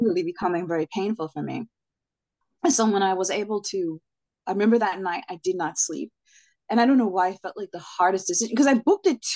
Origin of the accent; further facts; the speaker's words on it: Jamaica; I'm Jamaican